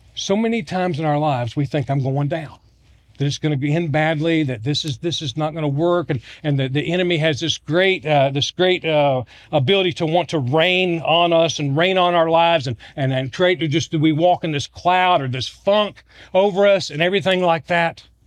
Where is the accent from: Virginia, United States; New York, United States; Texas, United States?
Virginia, United States; I'm from Virginia. I'm a Georgia Bulldog fan, but I grew up in Virginia